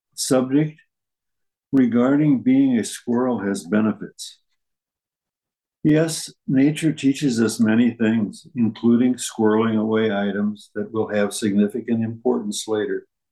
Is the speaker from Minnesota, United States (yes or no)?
no; St. Charles, Missouri, United States; moved away; my uh, birthplace and where I grew up was St. Charles, Missouri, which is across the river.